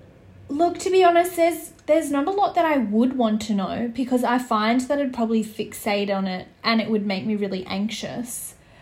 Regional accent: Sydney, New South Wales, Australia; I'm glad that I grew up in Western Sydney. I think it's a big part of who I am and why I am the way I am today.

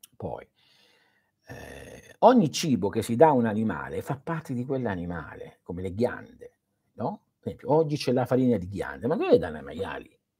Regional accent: Manduria, Apulia, Italy; moved away; nel mio paese a Manduria non si facevano certe cose

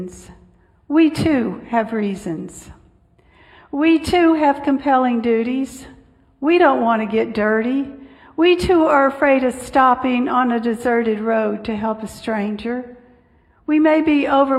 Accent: Upper Texas coast, United States; I grew up on the Upper Texas coast

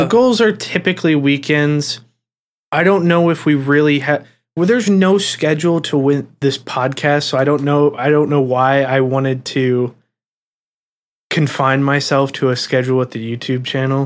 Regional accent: Ohio, United States; we're from Ohio

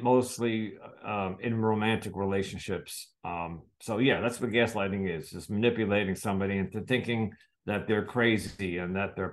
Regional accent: United States; I'm from the United States

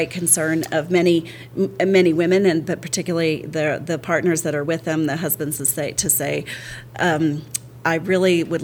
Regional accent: El Paso, Texas, United States; but El Paso I claim as home because I, I spent from sixth grade to twelfth grade there, and then I did kindergarten, first grade there.

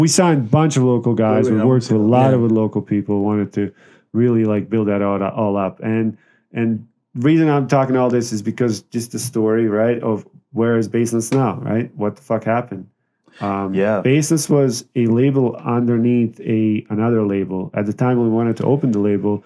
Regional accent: Bosnia & Herzegovina; now in Las Vegas, United States; So I'm from Bosnia, ex-Yugoslavia.

